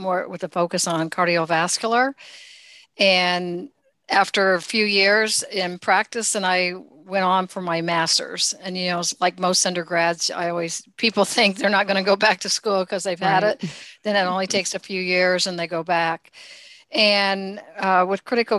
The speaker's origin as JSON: {"language": "English", "region": "central rural Indiana", "country": "United States", "said": "I actually am from the Midwest. I'm from Indiana, in central rural Indiana"}